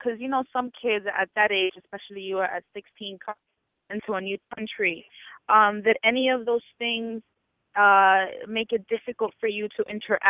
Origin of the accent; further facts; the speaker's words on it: Miami, Florida, United States; accent: Cuban; even though I'm from South Florida, you know, from Miami, and I have that Cuban accent sometimes